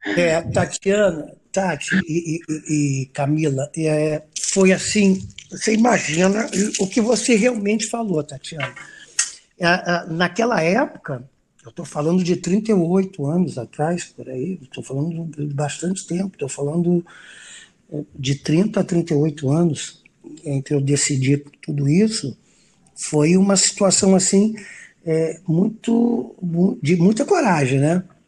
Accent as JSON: {"language": "Portuguese", "country": "Brazil", "said": "eu sou brasileiro"}